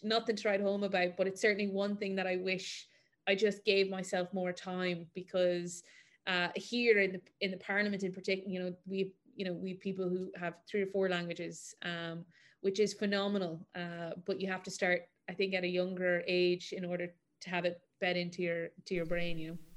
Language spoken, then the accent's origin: English; Mayo, Connacht, Ireland; also born or lived in Galway; I'm from Mayo